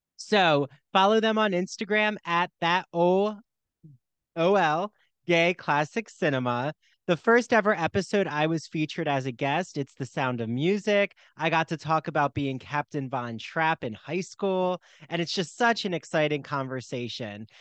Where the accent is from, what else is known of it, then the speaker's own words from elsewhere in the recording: New Jersey, United States; I grew up in South Jersey and right by Philly